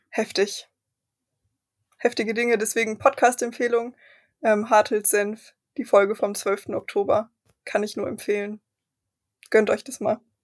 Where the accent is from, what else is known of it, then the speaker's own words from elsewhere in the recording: Germany; wir als Deutsche